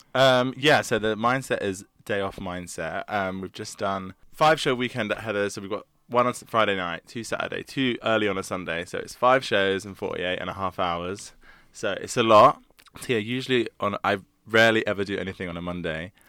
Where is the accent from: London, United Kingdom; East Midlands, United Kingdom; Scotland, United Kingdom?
London, United Kingdom; also born or lived in Surrey; I grew up in South London, and then went to school in Surrey